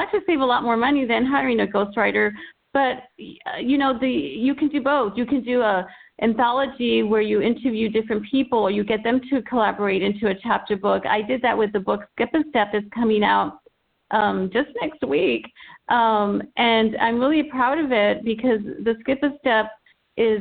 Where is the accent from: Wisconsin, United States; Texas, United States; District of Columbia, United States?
Texas, United States; El Paso; I'm working with 10 students in El Paso, Texas, my hometown